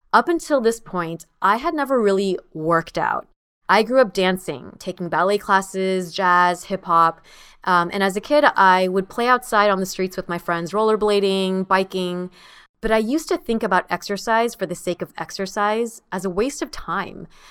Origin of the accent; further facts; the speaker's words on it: United States; my sister and I are the first in our family to be born and raised in the United States